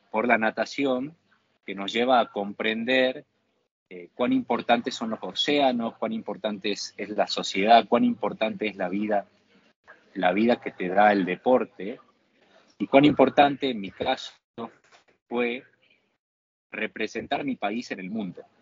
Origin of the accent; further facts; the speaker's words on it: Argentina; Mi objetivo principal como nadador y como argentino es tratar de ayudar a otros, a otros jóvenes eh, argentinos a acceder a este deporte.